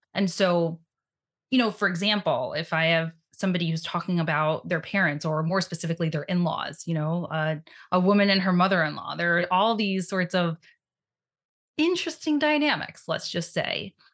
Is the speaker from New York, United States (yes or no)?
yes; New York City, New York, United States; I grew up in Brooklyn, New York